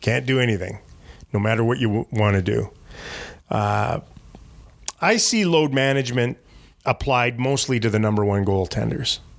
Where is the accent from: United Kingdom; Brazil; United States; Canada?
Canada; moved away; I'm from Canada